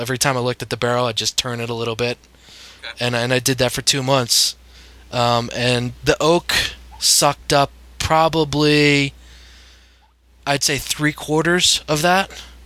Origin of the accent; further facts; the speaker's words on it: Bangor, Maine, United States; now in Montclair, United States; I grew up in Maine